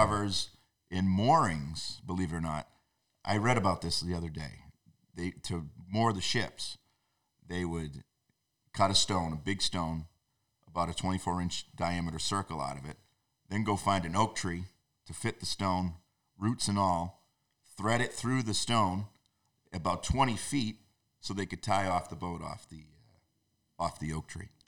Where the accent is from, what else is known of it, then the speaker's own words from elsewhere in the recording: North Shore, New England, Massachusetts, United States; I grew up on the North Shore.